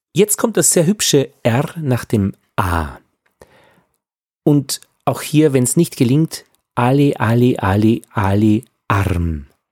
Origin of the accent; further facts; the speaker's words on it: Upper Austria, Austria; ich bin ein Oberösterreicher